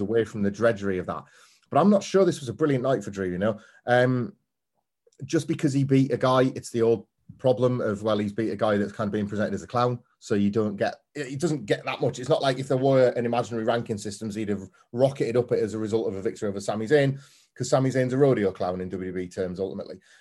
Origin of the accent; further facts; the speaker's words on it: Scarborough, Yorkshire and the Humber, United Kingdom; I grew up in Scarborough on the Yorkshire coast